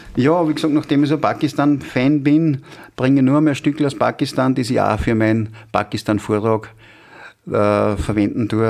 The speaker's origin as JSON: {"language": "German", "town": "Schenkenfelden", "region": "Upper Austria", "country": "Austria", "tie": "born or raised there", "also_born_or_lived": "Freistadt / Linz", "said": "1960 geboren in Schenkenfelden dann, habe dann ein Jahr in, in, Bod äh, in Bodersee verbracht, bin in die Hauptschule gegangen, später dann im Gymnasium in Freistadt"}